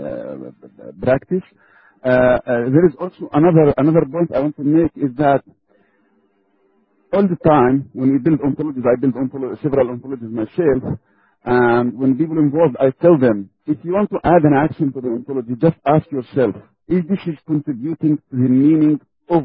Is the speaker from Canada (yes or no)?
no; Belgium; I'm from Belgium